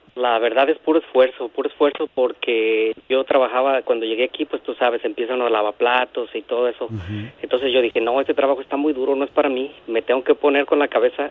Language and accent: Spanish; Los Altos de Jalisco, Mexico; now in Buena Park, United States; Yo vengo de los Altos de Jalisco